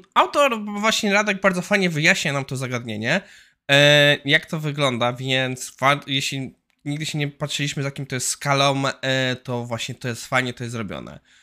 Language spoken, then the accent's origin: Polish; Poland; u nas w Warszawie, Krakowie i Wrocławiu